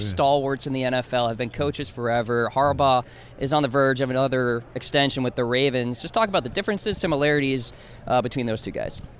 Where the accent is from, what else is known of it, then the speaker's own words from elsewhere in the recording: New York, United States; I grew up in New York, but my family's from Boston